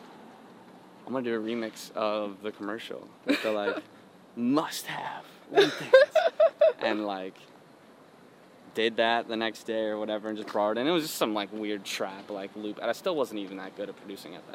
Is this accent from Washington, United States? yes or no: no; Chicago, Illinois, United States; I'm from Illinois, like, we're from both from, like, similar areas in parts of Chicago